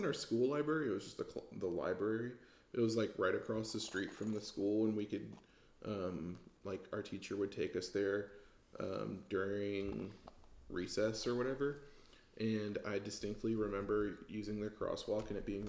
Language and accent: English; Georgia, United States; also born or lived in Illinois; I remember all of my classmates from kindergarten here in Georgia because I graduated with all of them